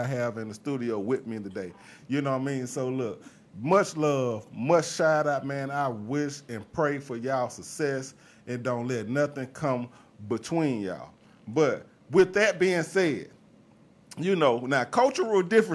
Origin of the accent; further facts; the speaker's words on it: Mobile, Alabama, United States; moved away as an adult; now in Atlanta, United States; I'm from Mobile, Alabama